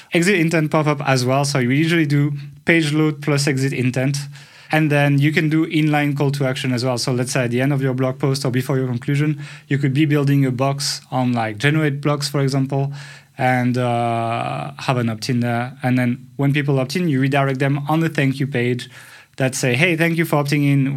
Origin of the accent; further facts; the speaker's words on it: France; accent: French; English is a second language; my horrible French accent